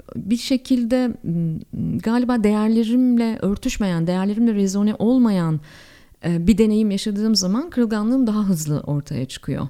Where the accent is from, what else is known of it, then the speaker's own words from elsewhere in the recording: Ankara, Turkey; Ankaralıyım biliyorsunuz efendim biz su birikintisi gördüğümüzde deniz zannedebiliriz